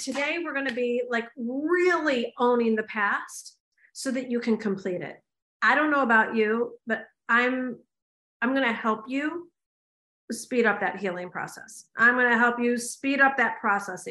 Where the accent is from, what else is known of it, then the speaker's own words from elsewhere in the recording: United States; I'm an American